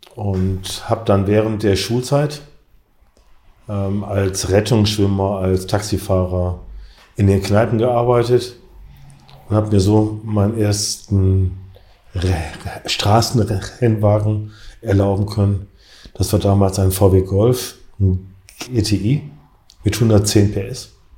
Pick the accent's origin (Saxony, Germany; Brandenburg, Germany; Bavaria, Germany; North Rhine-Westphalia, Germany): North Rhine-Westphalia, Germany; Essen; im Freundeskreis hier bei uns in Essen